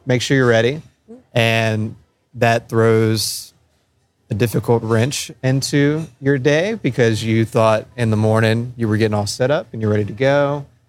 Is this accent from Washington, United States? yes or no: no; New Orleans, Louisiana, United States; we're from New Orleans